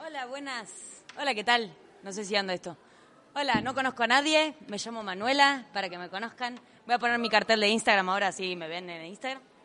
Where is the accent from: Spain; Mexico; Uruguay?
Uruguay; Soy uruguaya igual, por si pensaban que era argentina, soy uruguaya